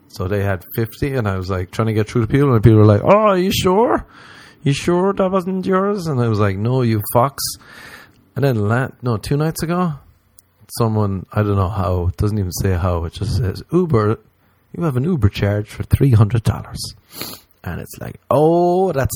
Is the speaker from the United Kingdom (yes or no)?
no; Ireland; moved away as an adult; now in Los Angeles, United States; when we were growing up in Ireland